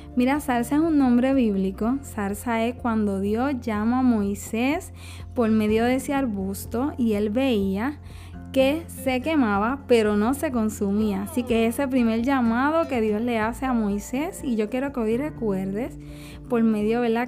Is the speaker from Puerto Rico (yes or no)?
yes; Juana Díaz, Puerto Rico; soy del área de Juana Díaz